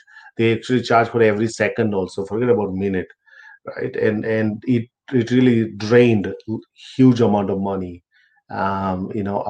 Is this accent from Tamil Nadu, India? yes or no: no; Gujarat, India; moved away as an adult; now in Australia; being a Gujju, forget about Indian, I think Gujju